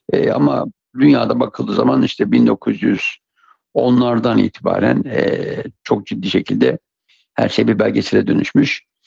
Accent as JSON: {"language": "Turkish", "region": "Siirt Province", "country": "Turkey", "tie": "born or raised there", "said": "Siirt'te doğmuşum."}